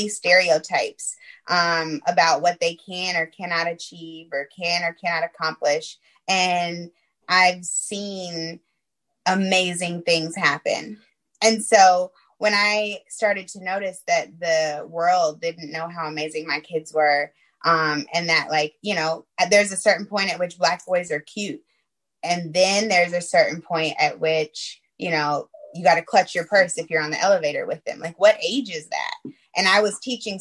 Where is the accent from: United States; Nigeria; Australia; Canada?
United States; Clayton County, Georgia; also born or lived in New Orleans; moved back to my hometown here in Clayton County